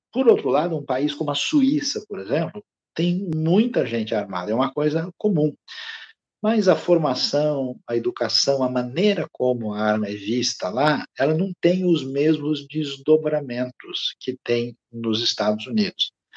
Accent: Brazil; nós, como é, brasileiros

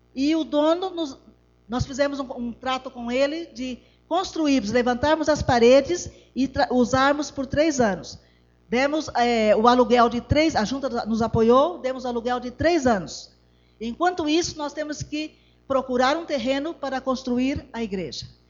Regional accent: Brazil; moved away as an adult; also born or lived in Mozambique; now in Botswana; Somos brasileiros, somos apenas quatro adultos e uma criança

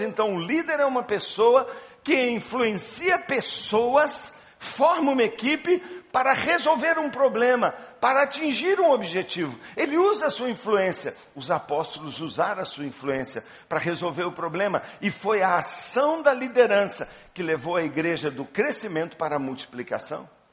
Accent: Belo Horizonte, Minas Gerais, Brazil; Eu sou de Belo Horizonte

